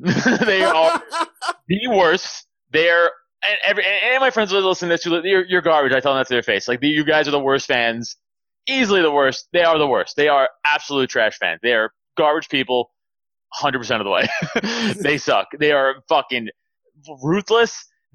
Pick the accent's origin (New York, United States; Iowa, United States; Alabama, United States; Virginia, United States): New York, United States; I hate Tom Brady as a New Yorker